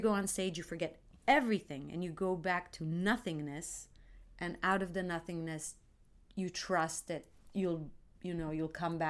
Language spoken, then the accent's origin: English; Tel Aviv, Tel Aviv District, Israel; And I grew up in Tel Aviv.